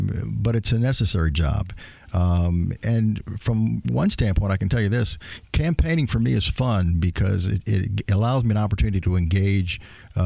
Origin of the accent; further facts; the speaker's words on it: Elkhart, Indiana, United States; also born or lived in Bloomington, Indiana; I was born in Elkhart a number of years ago